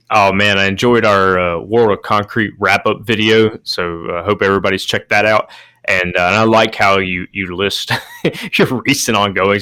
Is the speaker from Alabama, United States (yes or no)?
yes; Alabama, United States; growing up in Alabama